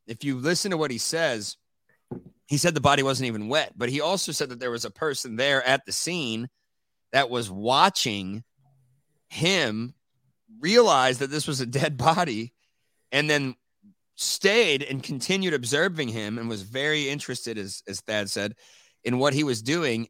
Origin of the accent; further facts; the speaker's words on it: Dayton, Ohio, United States; also born or lived in Northern California; now in Austin, United States; I moved here from, uh, Northern California, but I'm originally from Ohio, Dayton, Ohio